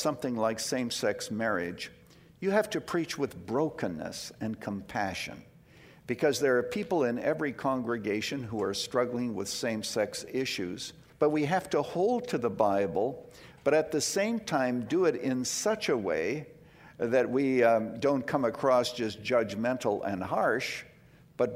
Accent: Canada; now in United States; I was born in Canada

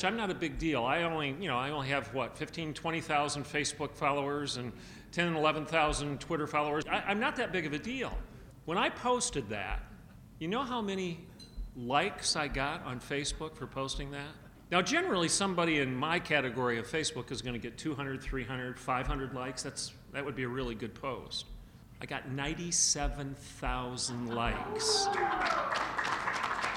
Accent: Hillsdale, Michigan, United States; I hail from Michigan. I grew up in Hillsdale, Michigan.

